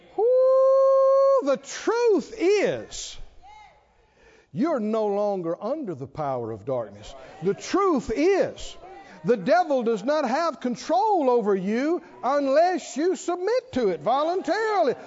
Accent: the South, United States; I grew up in the South

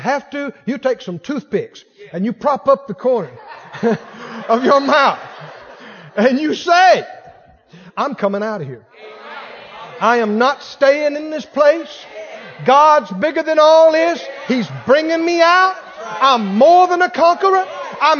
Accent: Mississippi, United States; I grew up next door in Mississippi. Red mud between my toes

